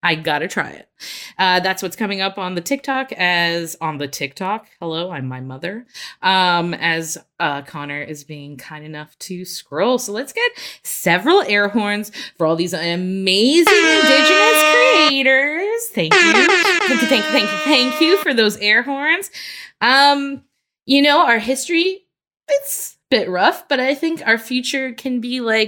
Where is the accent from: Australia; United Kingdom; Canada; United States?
Canada; Winnipeg, Manitoba; that's my hometown.